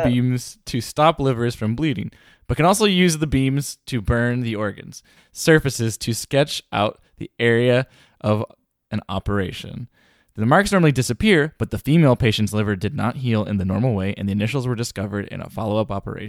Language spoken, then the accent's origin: English; United Kingdom; I'm British.